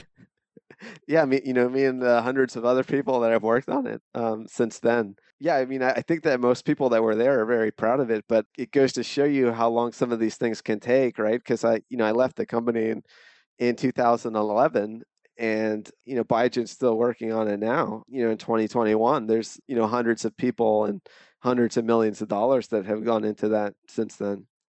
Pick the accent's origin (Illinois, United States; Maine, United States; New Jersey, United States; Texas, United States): New Jersey, United States; Mount Laurel; moved away as an adult; also born or lived in San Diego; now in Bay Area, United States; I grew up in New Jersey, it's, uh, South Jersey. It's a town called Mount Laurel